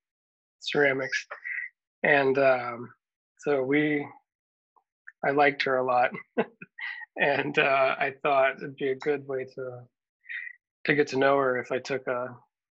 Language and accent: English; Jonesboro, Georgia, United States; born or raised there; moved away as an adult; now in Maine, United States